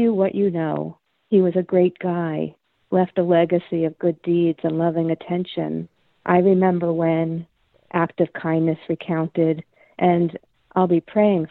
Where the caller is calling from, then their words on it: Adams, Massachusetts, United States; I am calling from the Northern Berkshires